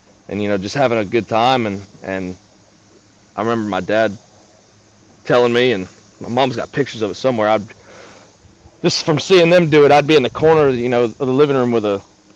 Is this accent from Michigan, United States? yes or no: no; Clearwater, Florida, United States; I was born down in Clearwater, Florida